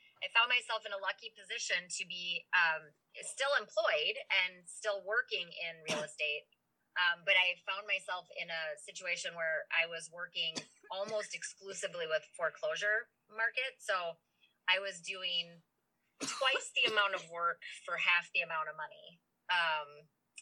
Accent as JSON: {"language": "English", "town": "St. Paul", "region": "Minnesota", "country": "United States", "said": "I'm from St. Paul, and many of the people that I know are bar owners and are generational bar owners"}